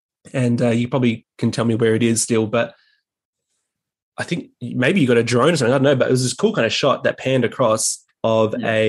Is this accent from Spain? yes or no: no; Adelaide, South Australia, Australia; moved away; Now I'm from Adelaide originally, so I know the Riverland and Renmark, yep.